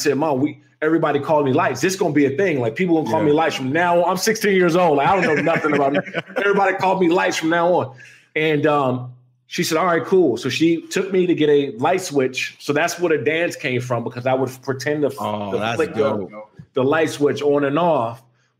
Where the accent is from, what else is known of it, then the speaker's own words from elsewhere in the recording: Maryland, United States; I grew up in Prince George's County. And so I went to Frederick Douglass High School in Upper Marlboro.